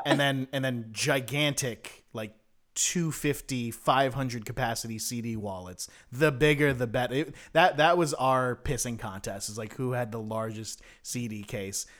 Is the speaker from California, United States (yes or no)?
yes; South Bay, California, United States; my hometown's daily newspaper called The Daily Breeze